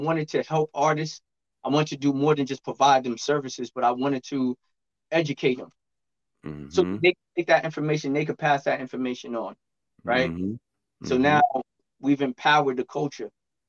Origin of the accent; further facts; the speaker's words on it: New York City, New York, United States; moved away as an adult; Well, I'm from Brooklyn, but we're in a remote location now.